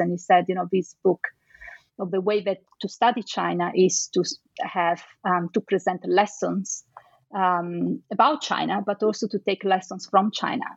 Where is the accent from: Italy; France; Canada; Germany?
Italy; Venice, Veneto; I am from Venice, so I think, and, and, I can say actually for sure that since I was a little child, I had all these stories about Marco Polo